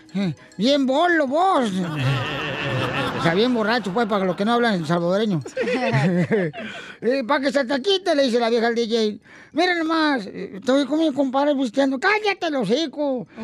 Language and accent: Spanish; Monterrey, Nuevo León, Mexico; soy de Monterrey, Nuevo León